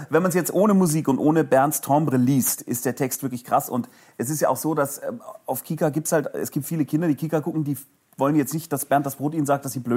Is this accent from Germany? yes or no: yes; Munich, Bavaria, Germany; Jetzt ist München ja sowas wie Fußballhauptstadt und egal wohin ich komme auf dem Erdenrund, sobald ich meine Heimatstadt erwähne, werde ich gelöchert mit Fragen über Fußball